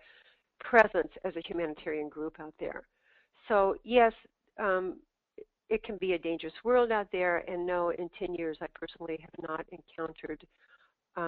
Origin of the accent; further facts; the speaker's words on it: Tucson, Arizona, United States; I grew up in Tucson. I'm from this area